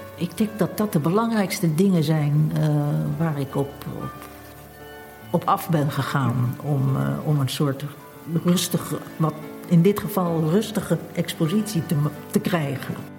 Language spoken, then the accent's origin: Dutch; Rotterdam, South Holland, Netherlands; ik ben geboren in Rotterdam.